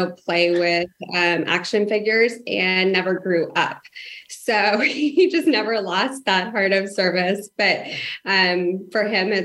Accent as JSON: {"language": "English", "town": "Denver", "region": "Colorado", "country": "United States", "tie": "born or raised there", "moved": "as an adult", "said": "Well, I grew up in Denver, Colorado, but as a military spouse, have now had the opportunity to move around the United States"}